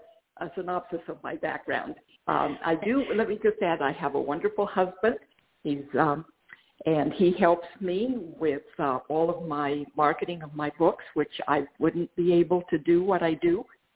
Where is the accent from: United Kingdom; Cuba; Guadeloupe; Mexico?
Mexico; northern Mexico; first language Spanish; English is a second language; moved away as an adult; also born or lived in Australia; I'm originally from Mexico, from northern Mexico, so Spanish is my native language, despite my name. I have some English blood and some Irish blood